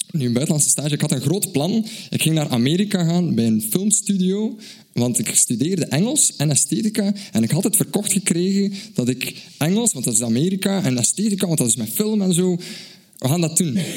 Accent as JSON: {"language": "Dutch", "country": "Belgium", "said": "uit België."}